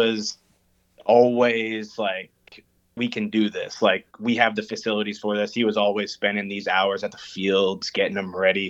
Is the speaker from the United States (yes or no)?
no; Fort McMurray, Alberta, Canada; growing up in Fort McMurray, a lot of people play hockey and baseball. And so I've grown up playing hockey, baseball.